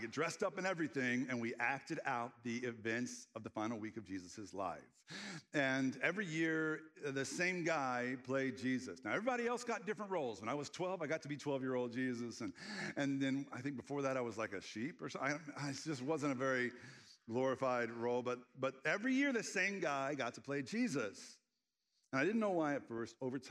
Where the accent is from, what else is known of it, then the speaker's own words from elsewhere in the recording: Red Lick, Texas, United States; The closest town was Texarkana. And I grew up in Red Lick.